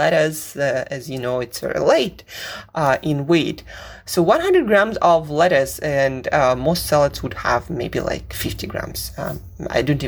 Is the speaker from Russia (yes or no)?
yes; Siberia, Russia; moved away; I grew up in Siberia where I did not see any of those vegetables